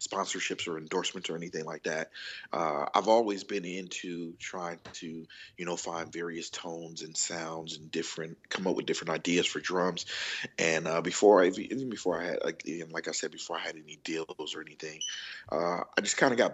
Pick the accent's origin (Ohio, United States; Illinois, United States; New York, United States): Illinois, United States; Chicago; I'm from Chicago, Illinois